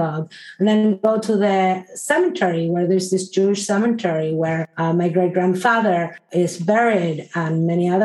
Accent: Santiago, Santiago Metropolitan Region, Chile; also born or lived in Argentina / Israel; now in Brookline, United States; Though I grew up in Chile, my family comes from Argentina, from Buenos Aires.

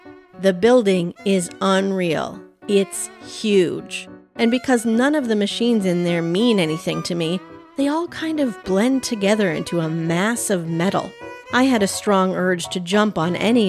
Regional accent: Thief River Falls, Minnesota, United States; moved away; Growing up, I remember there being one drive-through coffee shop in my hometown, roughly the size of a thumb

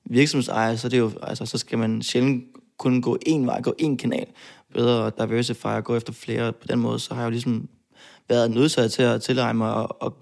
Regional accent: Odense, Southern Denmark, Denmark; Jeg kommer fra Fyn. Altså, det, det, det er jeg

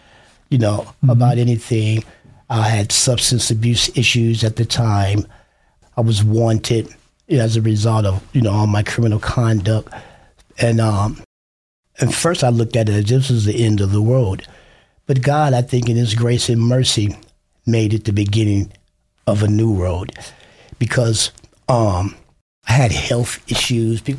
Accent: Chicago, Illinois, United States; now in Idaho, United States; I'm from Chicago, Illinois

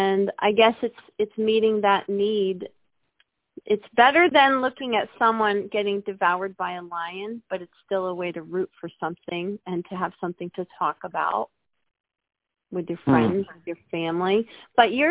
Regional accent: United States; we as American people

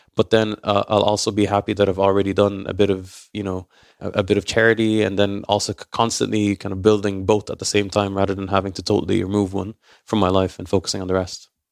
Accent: Ireland; I'm raised in Ireland

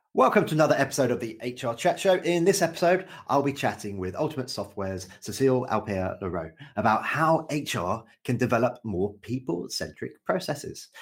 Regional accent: United Kingdom; as a Brit

